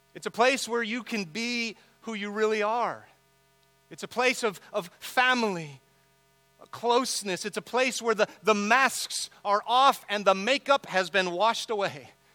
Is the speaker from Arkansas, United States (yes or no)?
no; San Diego, California, United States; I grew up here in San Diego